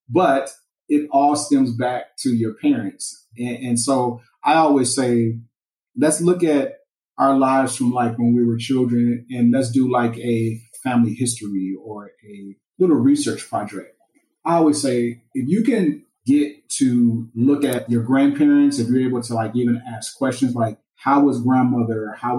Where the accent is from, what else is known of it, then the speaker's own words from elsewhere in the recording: Gary, Indiana, United States; I grew up in Gary, Indiana